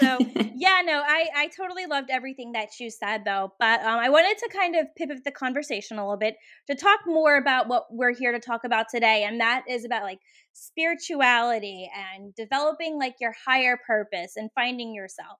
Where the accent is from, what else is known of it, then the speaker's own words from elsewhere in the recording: Richmond, Virginia, United States; moved away as an adult; now in Oregon, United States; here in Richmond, which is my hometown